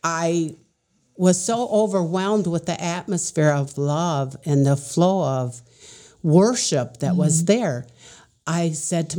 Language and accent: English; Niles, Michigan, United States; as a child, I was raised in the Midwest in Niles, Michigan